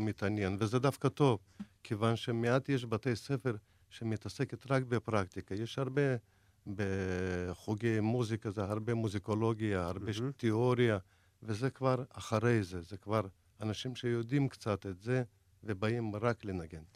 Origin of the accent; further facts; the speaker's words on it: Dagestan, Russia; now in Israel; זה 200 קילומטר מעיר שנולדתי. אני מדגיסטן